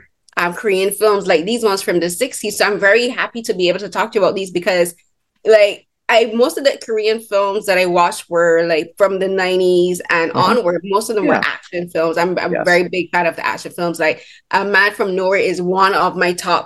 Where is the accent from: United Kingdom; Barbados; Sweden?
Barbados; I'm from Barbados